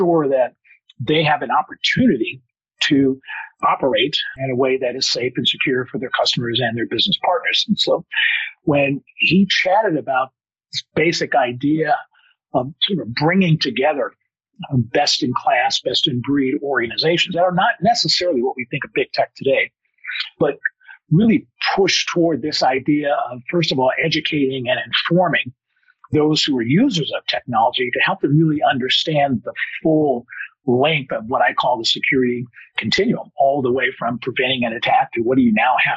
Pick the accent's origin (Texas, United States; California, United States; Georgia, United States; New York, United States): California, United States; Oakland; I am originally from the Bay Area, so what is now Silicon Valley, although I'm an East Bay guy, Alameda, Oakland